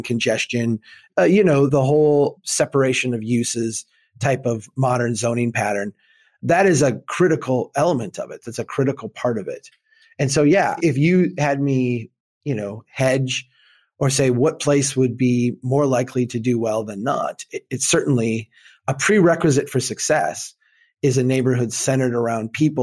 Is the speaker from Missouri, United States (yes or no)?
no; Minnesota, United States; I'm from Minnesota